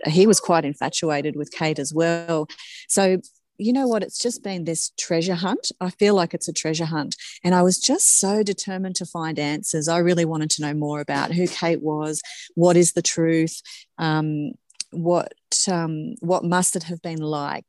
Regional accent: Forbes, New South Wales, Australia; moved away; I was from Forbes originally

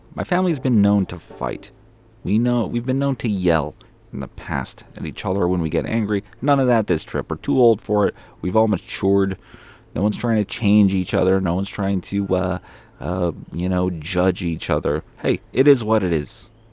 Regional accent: Winnipeg, Manitoba, Canada; I'm from Winnipeg.

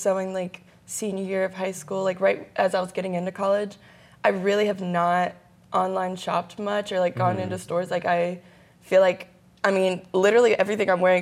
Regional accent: Memphis, Tennessee, United States; I'm from Memphis, Tennessee.

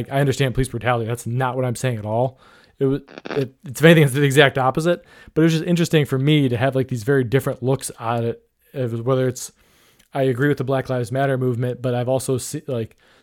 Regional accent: Cleveland, Ohio, United States; I grew up in Cleveland

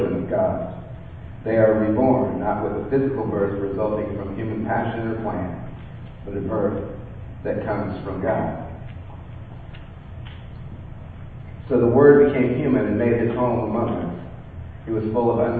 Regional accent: California, United States; moved away; I was born in California

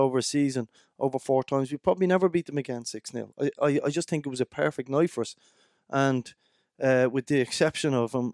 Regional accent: Dublin, Leinster, Ireland; I was brought up in Dublin

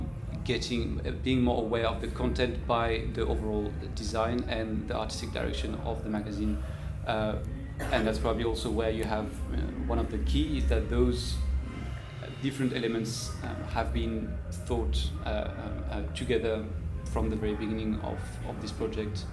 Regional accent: France; moved away; I come from France

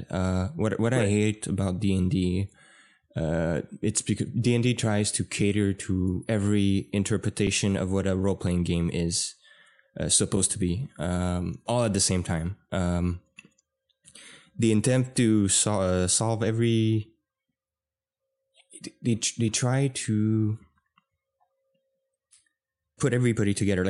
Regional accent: Canada; we're Canadian.

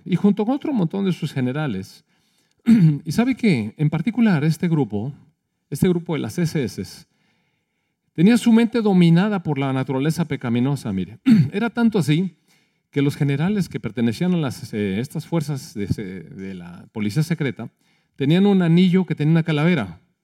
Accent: Mexico; Somos mexicanos

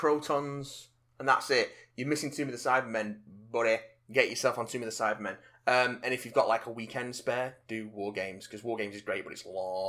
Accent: Bradford, Yorkshire and the Humber, United Kingdom; even though I'm from Bradford and sound nothing like that, so I'm honoured.

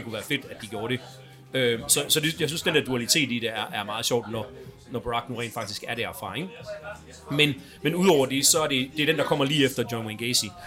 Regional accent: Aarhus, Central Denmark Region, Denmark; født og opvokset i Aarhus

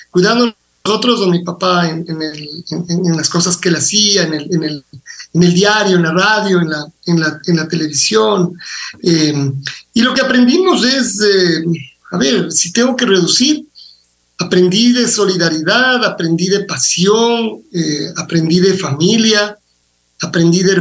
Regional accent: Quito, Pichincha, Ecuador; A yo, yo soy quiteño, es decir, mi papá y mi mamá son, son quiteños también

